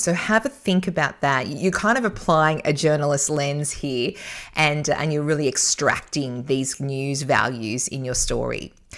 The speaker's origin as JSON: {"language": "English", "town": "Newcastle", "region": "New South Wales", "country": "Australia", "tie": "born or raised there", "said": "Newcastle, my hometown"}